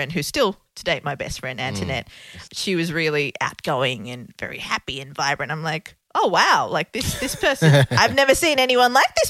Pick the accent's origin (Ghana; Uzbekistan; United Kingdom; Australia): Australia; Melbourne, Victoria; moved away as an adult; also born or lived in Colombo, Sri Lanka; now in New York, United States; I grew up in Northcote and we moved to Clayton